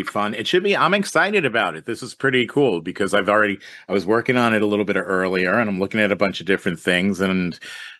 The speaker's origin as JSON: {"language": "English", "region": "New York", "country": "United States", "also_born_or_lived": "Houston, Texas", "moved": "yes", "said": "I'm from New York, but I started in Houston, Texas."}